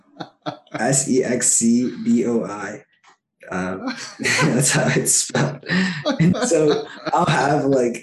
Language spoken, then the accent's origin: English; New York City, New York, United States; I'm in my hometown, playing for my hometown team.